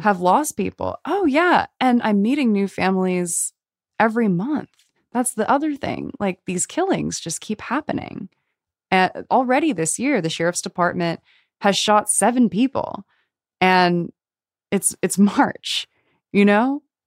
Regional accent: Los Angeles, California, United States; I grew up here in Los Angeles

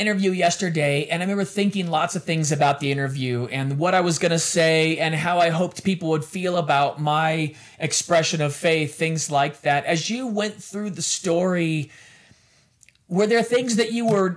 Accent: United States; also born or lived in London; I'm American

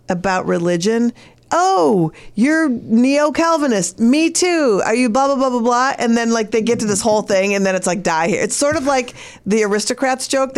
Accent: Minneapolis, Minnesota, United States; I was from Minneapolis

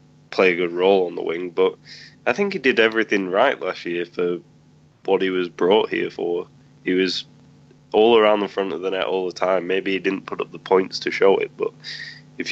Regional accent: England, United Kingdom; me being English

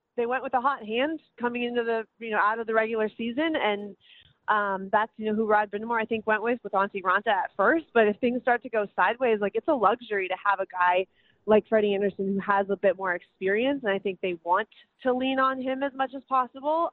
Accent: Minnesota, United States; moved away; I'm from Minnesota

